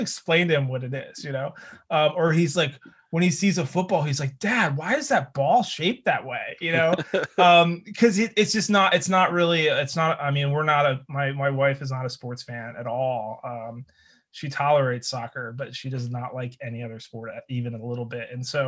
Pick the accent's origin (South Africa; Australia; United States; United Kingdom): United States; Philadelphia, Pennsylvania; as a Philadelphian. So you know, South Jerseyan or from the area of Philadelphia.